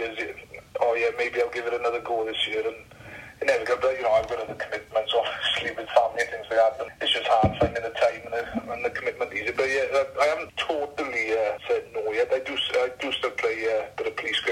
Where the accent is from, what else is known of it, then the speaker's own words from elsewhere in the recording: Ammanford, Wales, United Kingdom; now in Pembrokeshire, United Kingdom; I was born and bred in the Almond Valley, and a lot of my upbringing was on Ammanford Park